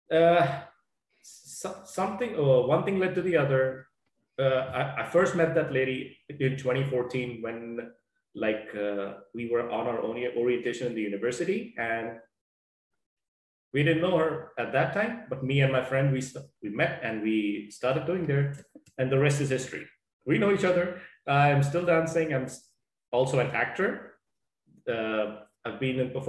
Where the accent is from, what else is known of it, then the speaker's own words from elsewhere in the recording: Ludhiana, Punjab, India; now in Thunder Bay, Canada; I am from India, Punjab, city of Ludhiana. And I am currently residing in Thunder Bay, Canada, Ontario.